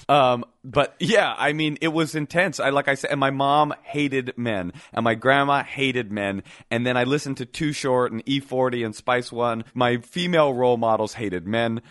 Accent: Oakland, California, United States; also born or lived in Brooklyn; I was coming straight from Oakland. I was this little boy who was super California

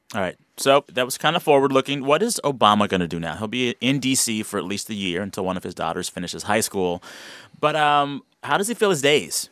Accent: Texas, United States; I, as a Texan

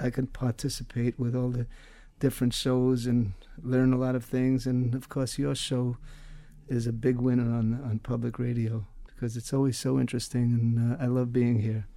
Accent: Astoria, New York, United States; I grew up during the Depression in Astoria

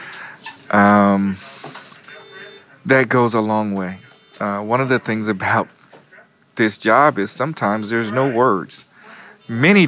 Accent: Kansas City, United States; moved away as an adult; now in New York, United States; I'm not originally from New York. I'm from Kansas City. I've been in New York for 16 years

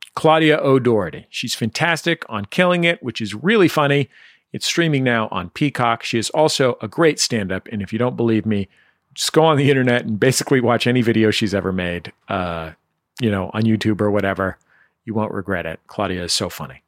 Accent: San Francisco, California, United States; now in Los Angeles, United States; I'm lucky to grow up somewhere that I really love

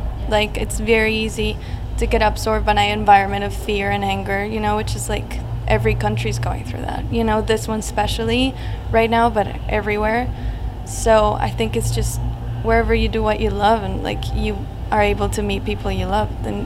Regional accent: Bogotá, Colombia; moved away as an adult; now in Los Angeles, United States; I grew up in the countryside

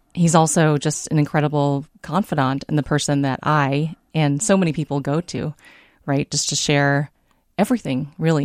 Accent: San Diego, California, United States; moved away as an adult; also born or lived in Davenport, Iowa; now in Minnesota, United States; I was raised in San Diego

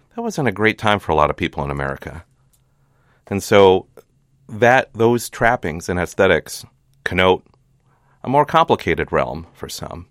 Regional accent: Hastings, Minnesota, United States; moved away as an adult; now in California, United States; I grew up in Hastings

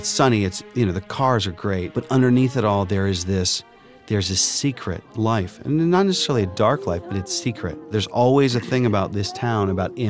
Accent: Pittsburgh, Pennsylvania, United States; my hometown of Pittsburgh.

